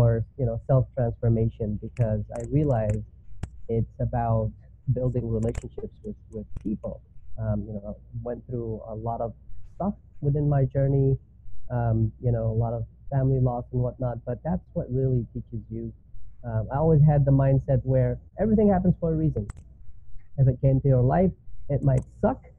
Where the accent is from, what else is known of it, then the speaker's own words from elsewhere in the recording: New York City, New York, United States; moved away as an adult; also born or lived in Middle East; now in North Carolina, United States; I'm originally from New York City, actually. Background from the Middle East, but came when I was super young